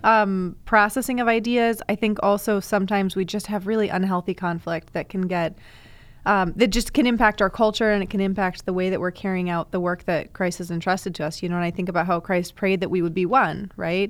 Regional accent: Ann Arbor, Michigan, United States; I'm from Ann Arbor

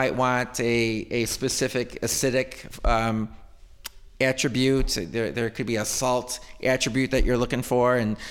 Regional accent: Greece, New York, United States

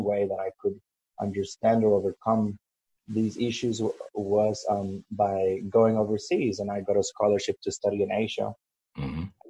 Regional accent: El Salvador; now in Sydney, Australia; I grew up in El Salvador, which is a very small Central American country. I now live in Sydney, Australia

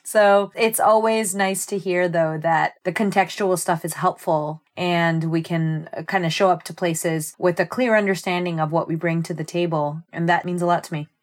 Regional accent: Lakewood, New Jersey, United States; I'm from Lakewood, New Jersey, which if there's no context for that, that's by the Jersey Shore. And I grew up with my mother, my father, my brother, and my maternal grandmother. And we are Jersey-born and bred.

